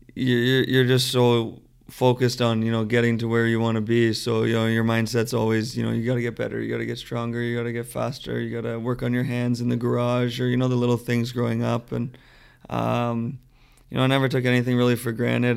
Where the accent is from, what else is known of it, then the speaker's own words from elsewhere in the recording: Mississauga, Ontario, Canada; I grew up in Mississauga, just outside of Toronto.